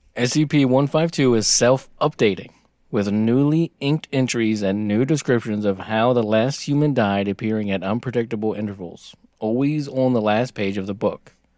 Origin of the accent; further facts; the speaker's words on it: United States; we're American